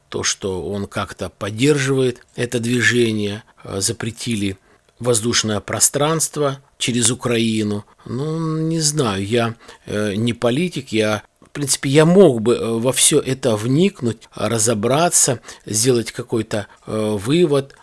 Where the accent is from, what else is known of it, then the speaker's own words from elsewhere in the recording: Balakovo, Saratov Oblast, Russia; у нас, э, есть, э, в городе Балаково